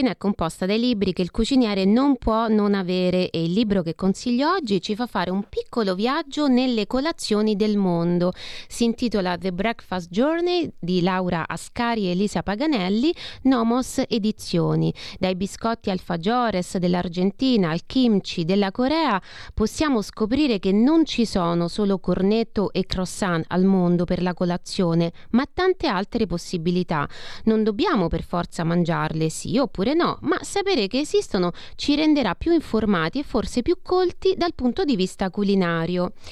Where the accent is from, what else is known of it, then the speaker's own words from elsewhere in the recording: Rome, Lazio, Italy; vabbè, sono romana, quando vedo un maritozzo con dei ripieni di questo tipo mi viene un po'